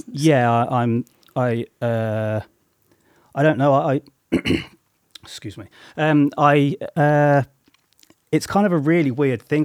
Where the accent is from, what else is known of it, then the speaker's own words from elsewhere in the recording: Coventry, West Midlands, United Kingdom; also born or lived in Solihull; I grew up in Coventry